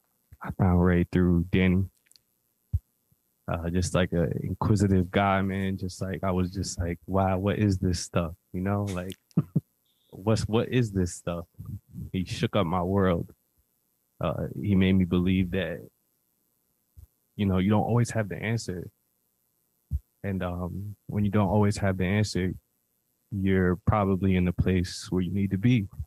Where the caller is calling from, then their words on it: Mexico; I'm calling actually from Mexico.